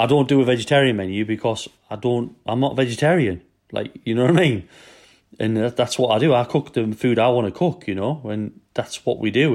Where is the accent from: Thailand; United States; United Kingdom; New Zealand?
United Kingdom; Newcastle upon Tyne, North East England; now in Wales, United Kingdom; I'm from Newcastle, and we have trouble speaking English